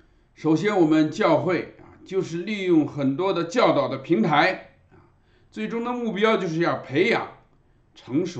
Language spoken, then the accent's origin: Chinese; China; 礼拜天通常我们中国人啊都是喜欢啊在一上午把两件事都办了啊。